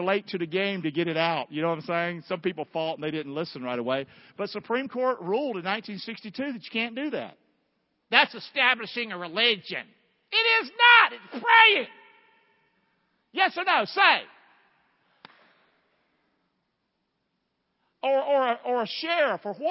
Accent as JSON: {"language": "English", "region": "the South", "country": "United States", "tie": "born or raised there", "moved": "yes", "said": "Growing up in the South, we didn't have Catholics. I'm telling you, as a Southerner"}